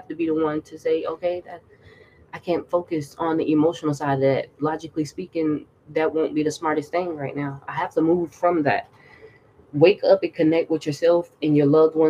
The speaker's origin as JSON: {"language": "English", "region": "the South", "country": "United States", "said": "I'm from the South"}